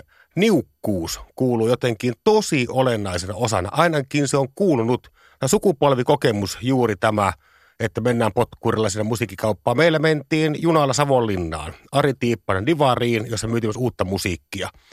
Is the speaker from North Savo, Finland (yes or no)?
no; Parikkala, South Karelia, Finland; meillä Parikkalassa itärajalla ei ollut mitään muuta musiikikenriä kuin hevi